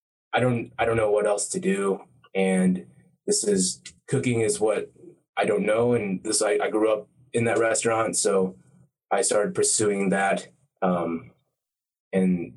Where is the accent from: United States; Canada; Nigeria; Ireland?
United States; Snellville, Georgia; I am a Thai American, grew up in Georgia, Snellville, Georgia